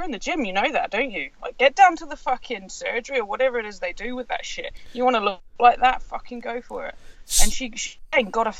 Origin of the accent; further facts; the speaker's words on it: New Zealand; being from New Zealand, I'm more American than British, believe it or not.